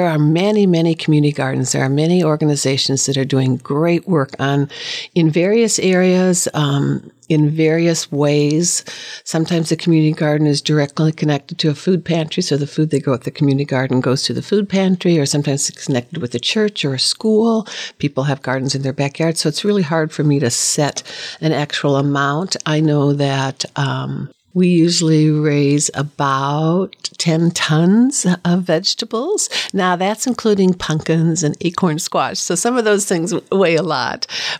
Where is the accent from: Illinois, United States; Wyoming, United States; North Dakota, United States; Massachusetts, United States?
North Dakota, United States; born there; Well, I was born in North Dakota, and my grandma and grandpa were both farmers